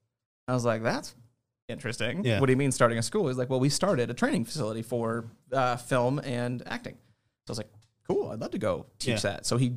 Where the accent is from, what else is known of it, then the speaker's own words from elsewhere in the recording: Nebraska, United States; born there; No, I was born in Nebraska and I kind of globetrotted for 18 years.